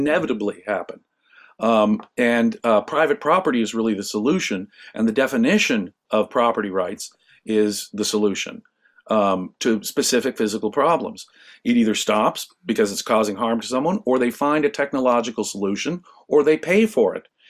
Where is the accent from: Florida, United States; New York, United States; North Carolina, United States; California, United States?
California, United States; Los Angeles; I grew up in Los Angeles